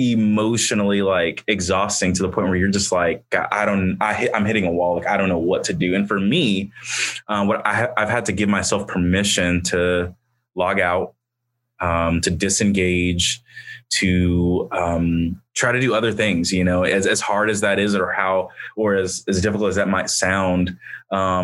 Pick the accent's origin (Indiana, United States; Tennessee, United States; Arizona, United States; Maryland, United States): Indiana, United States; Indianapolis; moved away as an adult; now in Muncie, United States; in the neighborhood that I grew up in Indianapolis